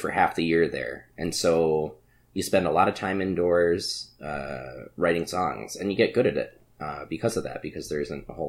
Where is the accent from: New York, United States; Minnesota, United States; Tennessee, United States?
Minnesota, United States; being from Minnesota, he was born in Hibbing, Minnesota, up in the Iron Range. And we try to claim him as a Minnesotan.